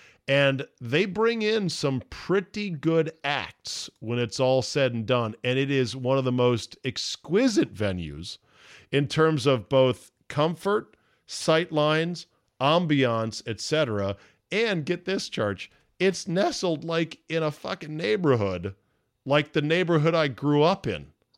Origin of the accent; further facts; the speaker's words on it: McLean, Virginia, United States; just miles from the mean streets where I grew up in McLean, Virginia.